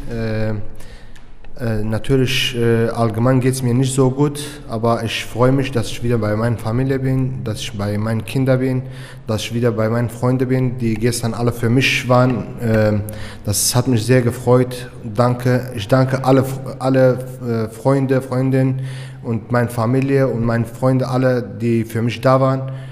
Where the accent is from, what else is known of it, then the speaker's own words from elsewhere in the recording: Turkey; German is a second language; ich bin äh, in der Türkei im Krieg aufgewachsen.